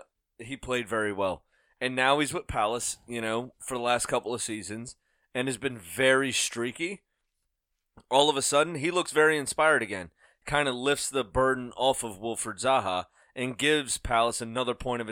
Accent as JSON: {"language": "English", "country": "Ireland", "said": "I'm Irish, it's okay."}